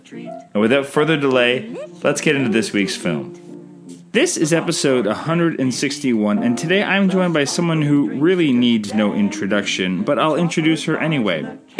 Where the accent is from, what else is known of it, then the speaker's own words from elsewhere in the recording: Canada; I'm Canadian filmmaker